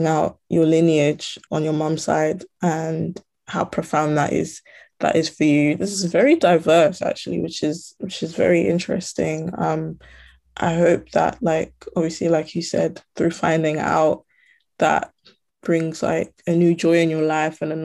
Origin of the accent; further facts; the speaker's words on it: United Kingdom; My background is I'm from Ghana and Togo, but obviously, as you can tell by my speech, I'm from the UK.